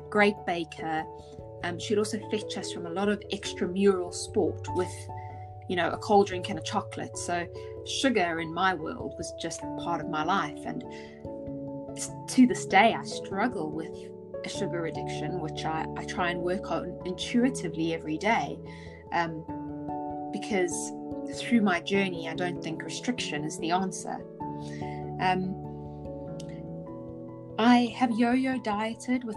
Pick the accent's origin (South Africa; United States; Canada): South Africa; I grew up in South Africa